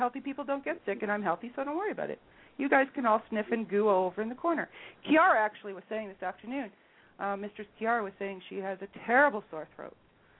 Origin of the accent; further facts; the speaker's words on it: Detroit, Michigan, United States; growing up in Detroit